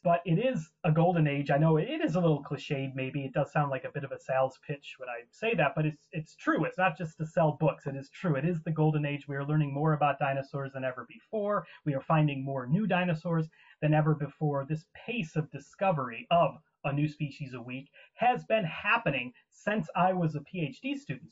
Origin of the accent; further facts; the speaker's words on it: Ottawa, Illinois, United States; I had great science teachers growing up in Wallace Grade School in Ottawa, Illinois, where I'm from